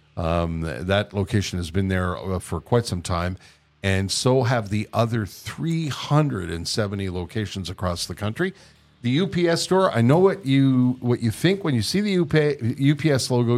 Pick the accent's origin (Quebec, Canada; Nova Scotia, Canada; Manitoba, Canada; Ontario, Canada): Quebec, Canada; Verdun / the Island; I was born partially raised in Verdun, and then I was raised on the Island.